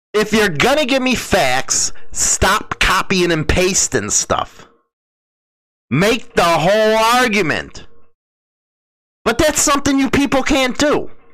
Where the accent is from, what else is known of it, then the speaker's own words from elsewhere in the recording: Chicago, Illinois, United States; I'm from Chicago